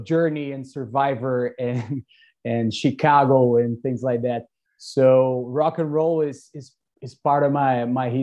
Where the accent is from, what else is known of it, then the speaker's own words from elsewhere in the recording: Brazil; I'm in Brazil. I'm at my hometown